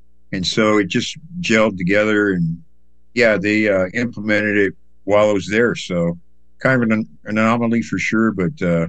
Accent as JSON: {"language": "English", "region": "Hawaii", "country": "United States", "tie": "born there", "also_born_or_lived": "New York", "said": "I was born in Hawaii, and I moved to New York, and you know, my parents moved, and then we went back to Hawaii."}